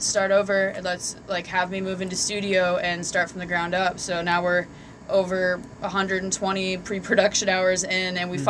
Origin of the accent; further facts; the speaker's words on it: Fort Collins, Colorado, United States; moved away as an adult; also born or lived in Oregon / California; now in Philadelphia, United States; So I'm born and raised in Fort Collins, Colorado. I spent a decent amount of time. So I'm 26. From the time I was 19 is when I first left home, but I went out west. I spent time in Oregon on and off